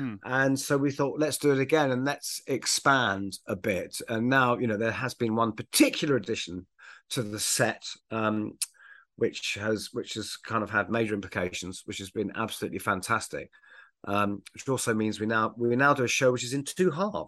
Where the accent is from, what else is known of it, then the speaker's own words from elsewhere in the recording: United Kingdom; I'm British.